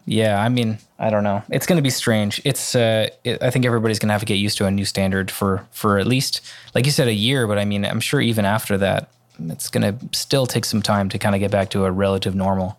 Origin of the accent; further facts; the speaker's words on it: Vancouver, British Columbia, Canada; in my hometown. If there's a, in Vancouver